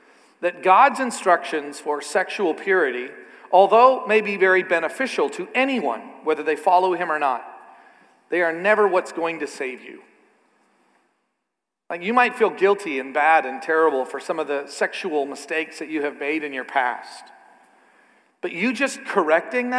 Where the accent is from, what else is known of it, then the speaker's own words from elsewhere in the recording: Canada; I'm a Canadian